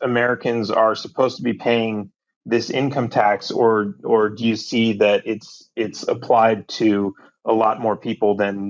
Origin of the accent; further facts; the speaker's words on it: Canada; I'm a Canadian who lives in Canada